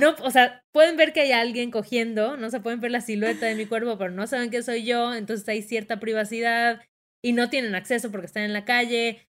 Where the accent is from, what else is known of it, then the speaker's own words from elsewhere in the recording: Yucatán, Mexico; accent: Yucatecan; salió mi acento más yucateco que nunca